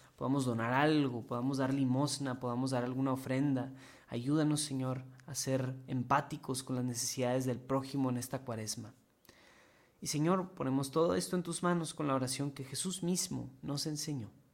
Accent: Mexico; aquí en varios de los que vemos este programa somos mexicanos.

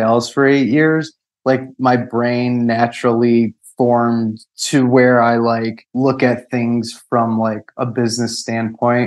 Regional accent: Chicago, Illinois, United States; I grew up in Chicago

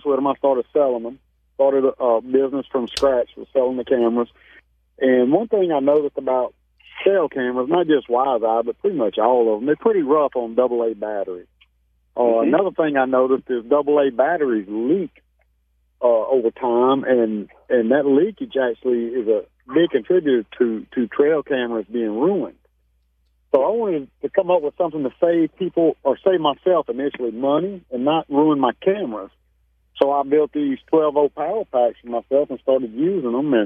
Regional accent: French Settlement, Louisiana, United States; I'm from a little town called French Settlement, Louisiana. Born and raised down in that area, Livingston Parish

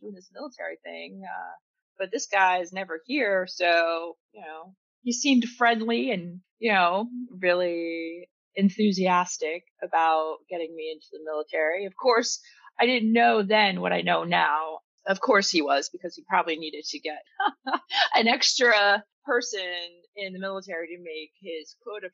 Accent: Pennsylvania, United States; I grew up in Pennsylvania

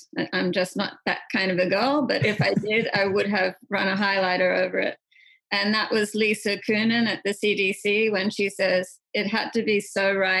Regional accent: Australia; being Australian

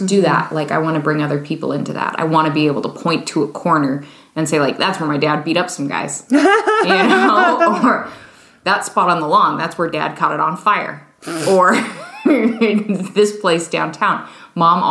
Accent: Spokane, Washington, United States; I have a lot of hometown pride. I didn't really resent growing up in Spokane

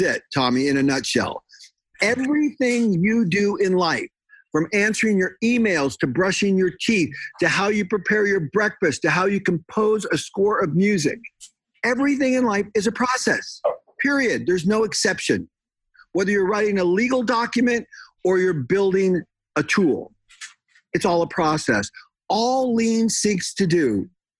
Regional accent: San Diego, California, United States; moved away as an adult; now in Washington, United States; I'm from San Diego. I'm a native Californian

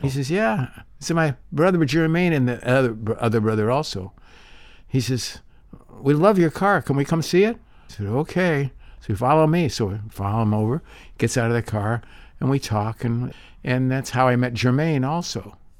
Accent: Santa Monica, California, United States; also born or lived in Big Bear; I grew up here in Santa Monica

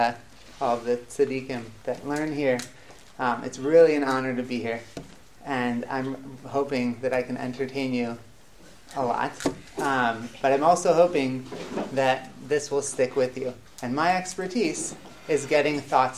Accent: Rochester, New York, United States; moved away as an adult; also born or lived in Atlanta; now in Beit Shemesh, Israel; I grew up in Rochester, New York, in upstate New York, near Buffalo

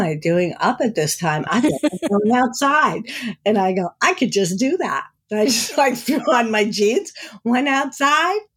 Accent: New Jersey, United States; moved away; I grew up in New Jersey

